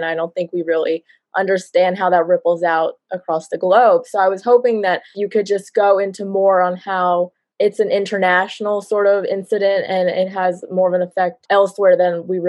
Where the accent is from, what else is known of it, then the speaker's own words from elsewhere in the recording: New Jersey, United States; I'm a junior from New Jersey.